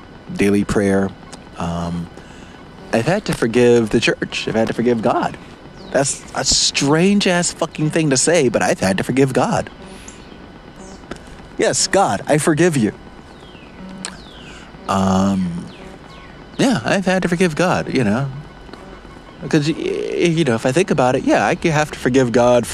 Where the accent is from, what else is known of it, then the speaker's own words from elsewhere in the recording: Palatka, Florida, United States; the community I grew up in. I have to forgive small town Palatka, Florida